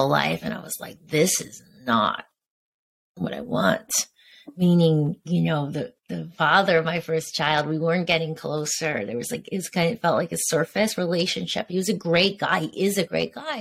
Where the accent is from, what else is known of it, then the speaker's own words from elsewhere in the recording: Connecticut, United States; also born or lived in New York / Venice Beach, Los Angeles; now in Los Angeles, United States; I grew up in Connecticut